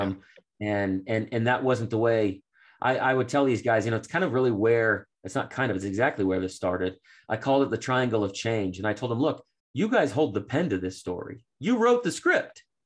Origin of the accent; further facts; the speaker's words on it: Framingham, Massachusetts, United States; I grew up in Boston